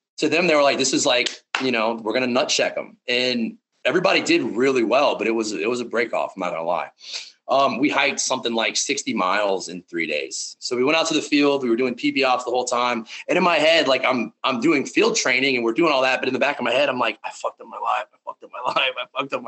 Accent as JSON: {"language": "English", "region": "South Louisiana", "country": "United States", "tie": "born or raised there", "said": "I grew up in South Louisiana"}